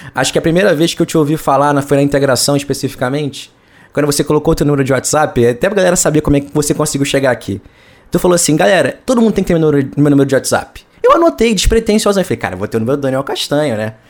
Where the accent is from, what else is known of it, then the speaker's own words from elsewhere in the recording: Brazil; como brasileiro